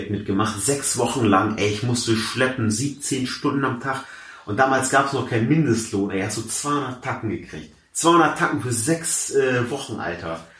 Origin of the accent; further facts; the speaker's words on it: Hamburg, Germany; born there; Also ich, wie gesagt, ich bin äh, äh in, ich bin in Hamburg geboren. Ich bin jetzt äh, 27 Jahre alt, studiere aktuell noch an der äh, Uni zu Köln